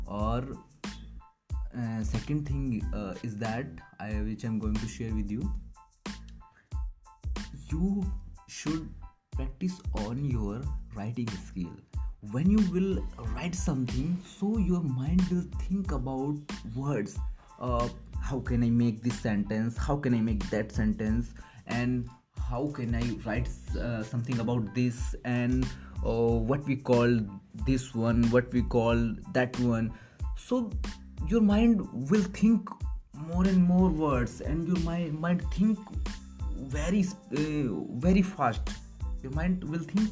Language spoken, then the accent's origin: English; India; English is a second language; I'm not a English person. I'm a pure native desi person, and I'm a Hindi medium student.